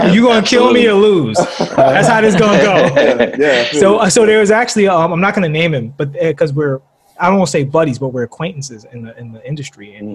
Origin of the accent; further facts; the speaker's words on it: New York City, New York, United States; I'm from Brooklyn and Queens